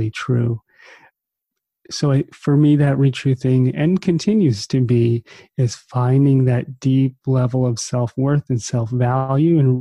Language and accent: English; New Jersey, United States; growing up in New Jersey on the East Coast, kind of in the shadow of Manhattan.